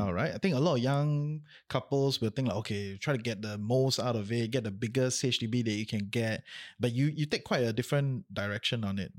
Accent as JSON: {"language": "English", "country": "Singapore", "moved": "yes", "lives_now": "Malaysia", "said": "maybe I'm a Singaporean still, ah, at heart"}